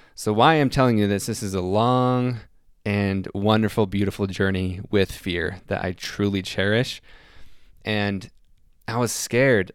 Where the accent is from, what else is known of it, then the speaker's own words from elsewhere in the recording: Salt Lake City, Utah, United States; I'm from Salt Lake City, Utah